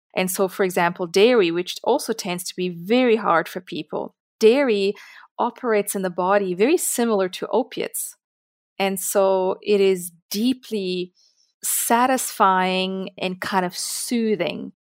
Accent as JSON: {"language": "English", "country": "Italy", "tie": "born or raised there", "moved": "yes", "lives_now": "South Africa", "said": "I grew up in Italy"}